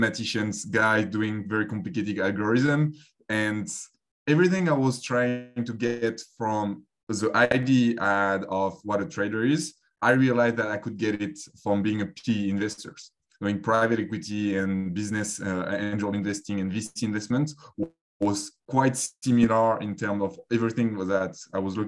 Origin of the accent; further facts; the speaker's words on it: Paris, Île-de-France, France; accent: French; English is a second language; moved away; I grew up in France, as you can tell from the accent as well, in Paris